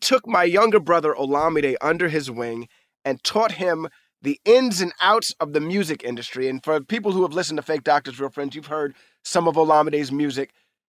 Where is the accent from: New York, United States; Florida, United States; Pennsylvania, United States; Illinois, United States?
New York, United States; New York City; as a young African-American male growing up in New York City, the amount of my own history that I know is very little